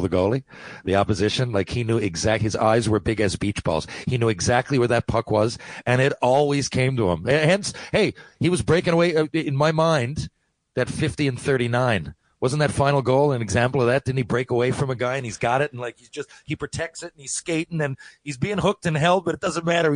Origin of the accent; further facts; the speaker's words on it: Mount Pearl, Newfoundland and Labrador, Canada; we're from Mount Pearl